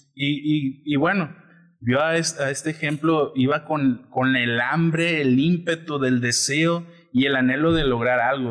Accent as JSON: {"language": "Spanish", "region": "Colima", "country": "Mexico", "said": "Nosotros somos de Colima"}